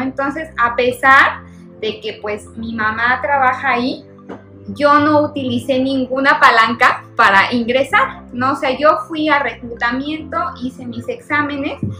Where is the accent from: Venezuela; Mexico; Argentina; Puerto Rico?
Mexico; Cuautla, Morelos; yo soy de Cuautla, somos paisanos, y su hijo y yo estudiamos juntos en la Colón, en Cuautla